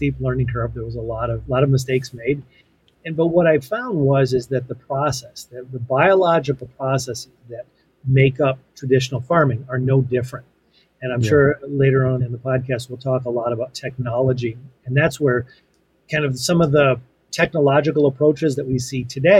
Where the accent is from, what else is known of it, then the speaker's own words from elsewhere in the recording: Western Massachusetts, United States; I grew up in Western Massachusetts on a small family farm